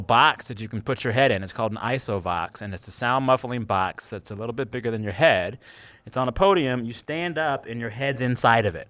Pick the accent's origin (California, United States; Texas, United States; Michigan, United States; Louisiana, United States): Texas, United States; Seguin; also born or lived in San Antonio, Texas; I'm from San Antonio, the Superior Texas city. Well, Seguin, Texas, to be exact, but I claim San Antonio